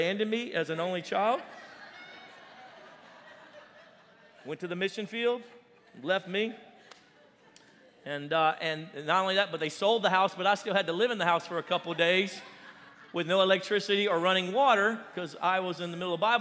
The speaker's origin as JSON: {"language": "English", "region": "Louisiana", "country": "United States", "said": "we're originally from Louisiana, my family"}